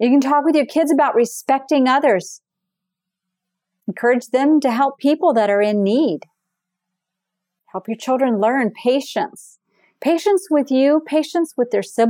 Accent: Florida, United States; I am from Florida.

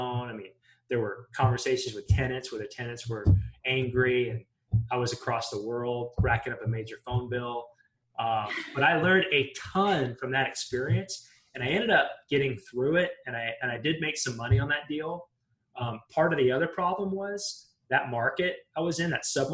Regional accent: Western Montana, United States; moved away; I grew up in Montana, in Western Montana

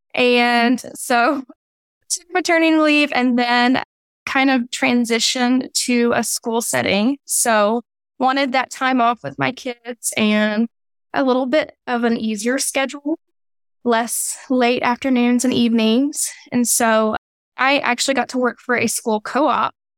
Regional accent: Louisiana, United States; moved away as an adult; also born or lived in Waco; now in Texas, United States; He's made me a Texan, even though I'm from Louisiana

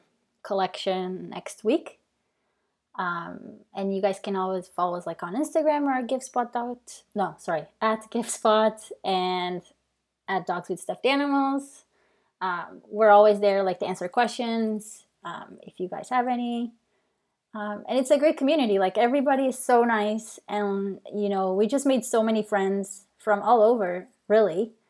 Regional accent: Portugal; English is a second language; moved away as an adult; now in Canada; So really quick, like I moved to Canada from Portugal.

